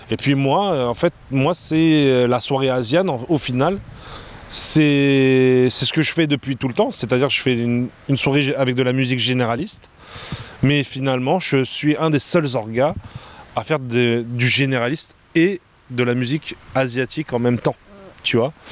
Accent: China; ils me trouvent différente, papa, je suis chinoise, tu vois

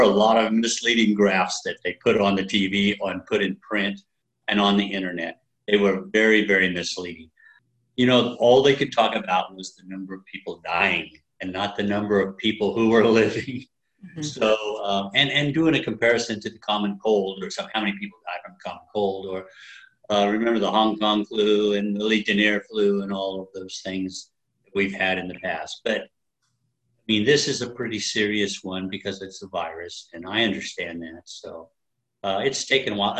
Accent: Wichita, Kansas, United States; also born or lived in Hays, Kansas; now in Emporia, United States; I was born in Hayes, Kansas. Moved to Wichita when I was too young to remember.

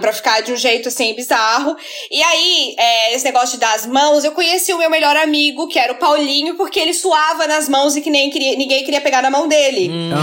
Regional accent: Florianópolis, Santa Catarina, Brazil; eu sou de Florianópolis

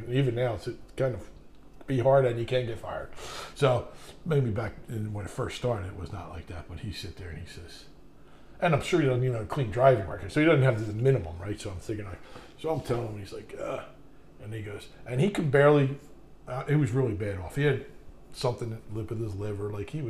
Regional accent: Ireland; I'm in a shower, like, first time in my life, thinking, I'm Irish

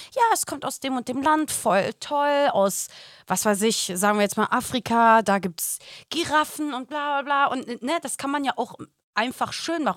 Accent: Germany; moved away as an adult; also born or lived in Los Angeles, United States; ich bin doch hier in Deutschland geboren

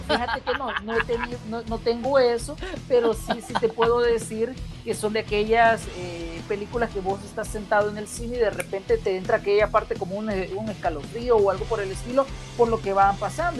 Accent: El Salvador; hablemoslo como salvadoreños

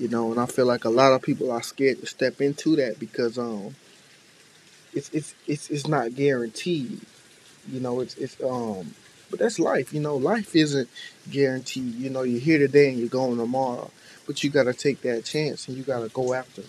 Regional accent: Tampa, Florida, United States; I'm from Tampa

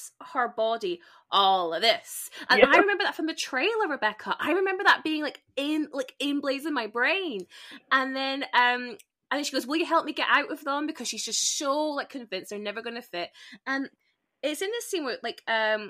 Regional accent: Spain; I grew up in Spain, and Zara was a really big thing in Spain

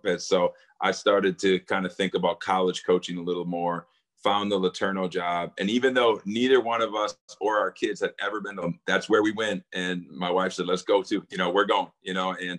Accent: Wisconsin, United States; I grew up in Wisconsin

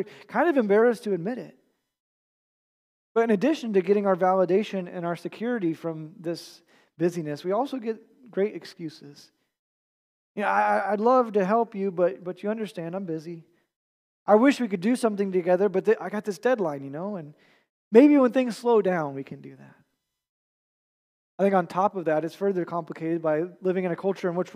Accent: United States; us as American churchgoers

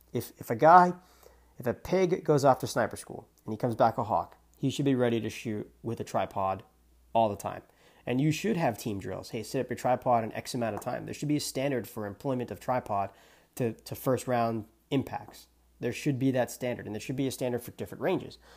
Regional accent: New Hampshire, United States; I'm from New Hampshire

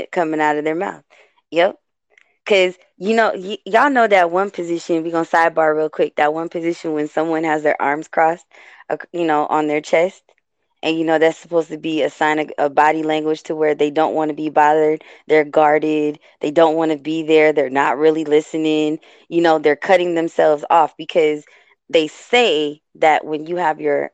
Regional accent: West Coast, United States; I'm born and raised on the West Coast.

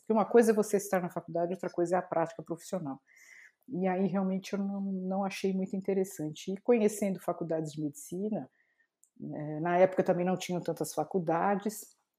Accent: Santo André, São Paulo, Brazil; eu nasci em Santo André, morava em Santo André nessa época ainda

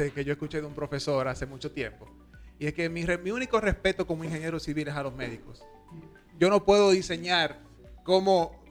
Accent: Dominican Republic; como dominicanos

